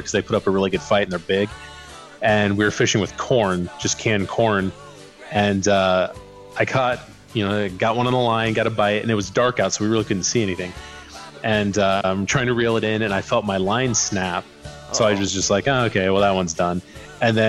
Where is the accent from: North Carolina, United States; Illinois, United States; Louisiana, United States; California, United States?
Illinois, United States; Mississippi River near Rock River, near Moline; I grew up right on the Mississippi River